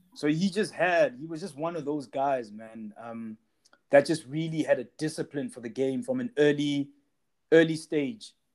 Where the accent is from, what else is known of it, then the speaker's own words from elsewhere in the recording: South Africa; we South Africans